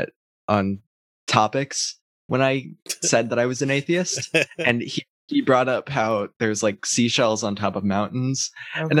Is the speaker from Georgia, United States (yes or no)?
no; South Bend, Indiana, United States; I'm originally from South Bend. That was where I was born.